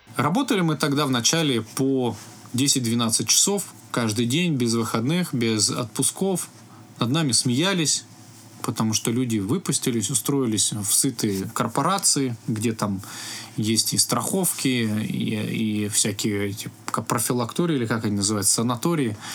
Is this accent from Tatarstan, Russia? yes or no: no; Biysk, Altai Krai, Russia; я родился в Алтайском крае, город Бийск